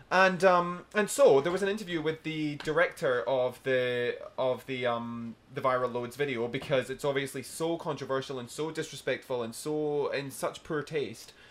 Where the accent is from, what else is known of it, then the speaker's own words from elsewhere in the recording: Scotland, United Kingdom; now in Brisbane, Australia; as a Scottish guy who obviously being Scottish is really tight